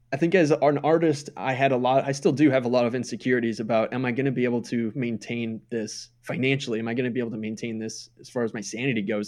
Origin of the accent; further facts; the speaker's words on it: Minnesota, United States; moved away as an adult; I moved away from Minnesota in two thousand eight